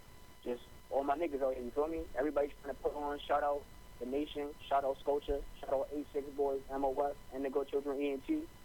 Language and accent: English; New York, United States; now in New Britain, United States; Like, I'm from New York, but New York already on the map. So I'm trying to put on for New Brand, Connecticut, period.